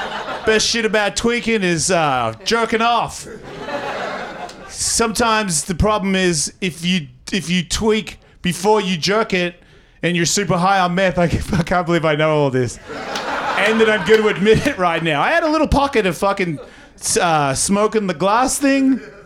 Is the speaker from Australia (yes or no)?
yes; Australia; But I'm Australian, so I don't really count myself as white.